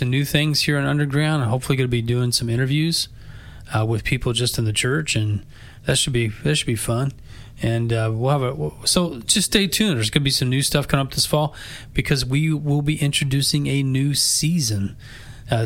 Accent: Effingham, Illinois, United States; we're from Effingham, Illinois.

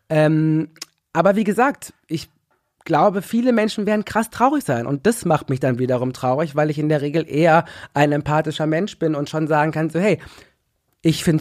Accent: Ruhr area, North Rhine-Westphalia, Germany; ich komme aus dem Ruhrgebiet, Leute. Also wenn, dann hab ich hier und auch noch schwarz und schwul.

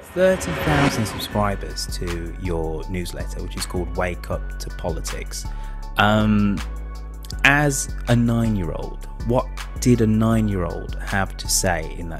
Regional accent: England, United Kingdom; because I am English

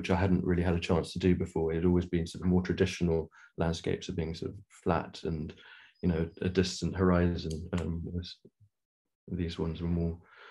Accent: Nairobi, Kenya; now in London, United Kingdom; I grew up in Africa, and whereabouts? In Kenya.

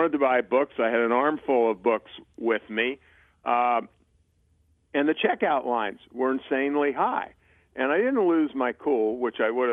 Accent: Baltimore, Maryland, United States; I grew up in Baltimore

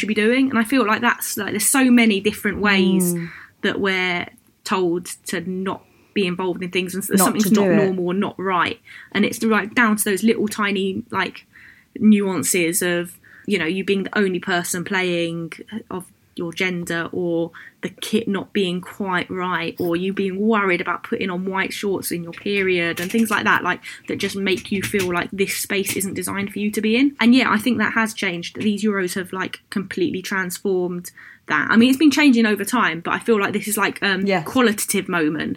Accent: London, United Kingdom; I grew up in Hoxton in Hackney

